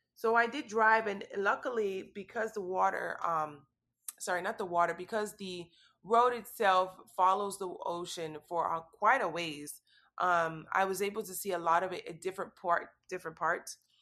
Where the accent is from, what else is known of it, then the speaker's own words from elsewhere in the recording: Miami, Florida, United States; I'm born and raised in Miami